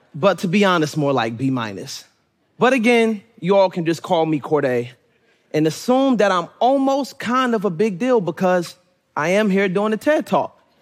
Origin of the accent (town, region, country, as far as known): Suitland, Maryland, United States; born or raised there; also born or lived in Raleigh, North Carolina